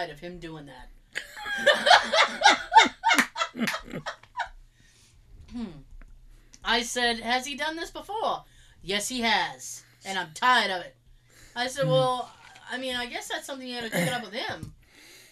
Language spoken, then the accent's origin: English; Massachusetts, United States; I'm from Mass. I have that accent